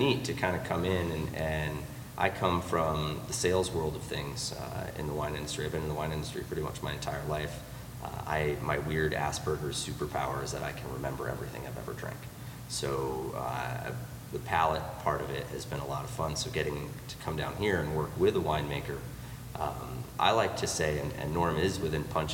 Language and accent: English; Maine, United States; also born or lived in Connecticut; now in Orlando, United States; I was born in Maine, and I lived in Connecticut for a long time because there's no money in Maine.